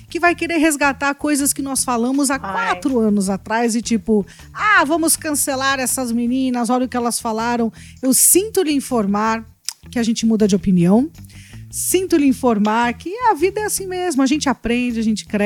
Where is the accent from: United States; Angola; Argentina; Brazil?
United States; Então, eu sou americana, mas não tô vivendo esse sonho, né, gente?